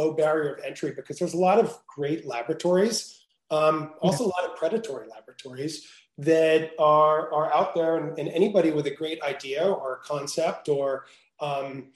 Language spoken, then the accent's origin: English; New Jersey, United States; moved away as an adult; also born or lived in Venice, California; now in California, United States; I grew up in New Jersey